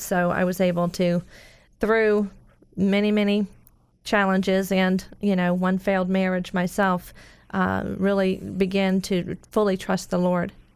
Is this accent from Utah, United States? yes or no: no; Orlando, Florida, United States; I grew up in Orlando